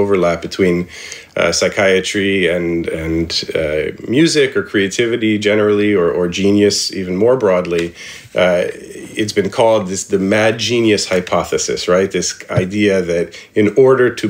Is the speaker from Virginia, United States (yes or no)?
no; Indianapolis, Indiana, United States; we grew up in Indianapolis